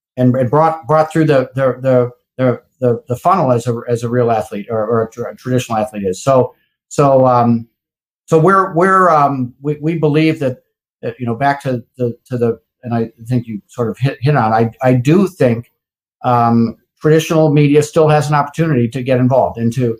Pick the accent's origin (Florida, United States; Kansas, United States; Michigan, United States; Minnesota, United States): Minnesota, United States; Minneapolis; I'm from Minneapolis, from Minnesota.